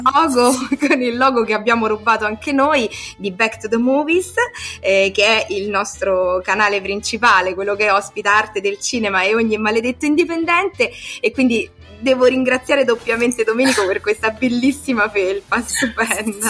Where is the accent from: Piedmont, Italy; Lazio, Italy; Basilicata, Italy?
Lazio, Italy; Rome; per noi, soprattutto romani